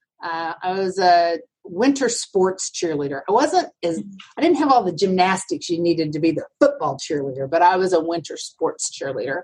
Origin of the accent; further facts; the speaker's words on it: Altus, Oklahoma, United States; now in Dallas, United States; I grew up in Oklahoma, in the southwest corner of Oklahoma. It's a town called Altus.